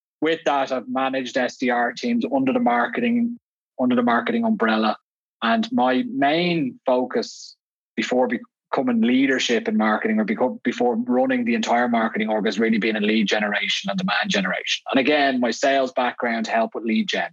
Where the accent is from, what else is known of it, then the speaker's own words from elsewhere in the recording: Dublin, Leinster, Ireland; moved away as an adult; now in Vienna, Austria; I'm clearly not Austrian with this accent. I grew up in Dublin. I moved out here 12 years ago